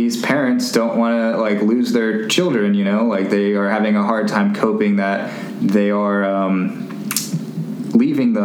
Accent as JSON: {"language": "English", "area": "the Bay Area", "region": "California", "country": "United States", "moved": "yes", "said": "I'm originally from the Bay. I didn't live in Oakland or anything"}